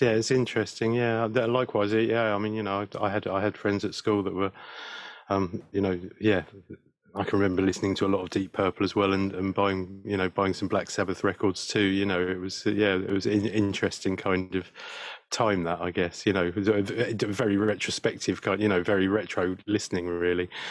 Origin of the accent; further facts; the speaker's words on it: West Sussex, South East England, United Kingdom; also born or lived in South London; I was brought up in in, in West Sussex, really. So yeah, on the south coast